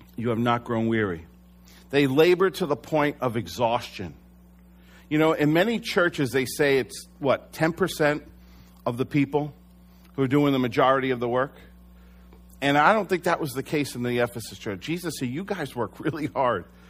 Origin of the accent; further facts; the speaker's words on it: United States; as American Christians